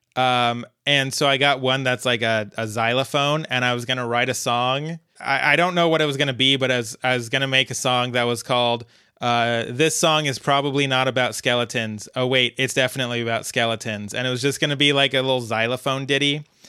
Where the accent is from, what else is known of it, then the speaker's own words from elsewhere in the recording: Fort Collins, Colorado, United States; Fort Collins, Colorado, my hometown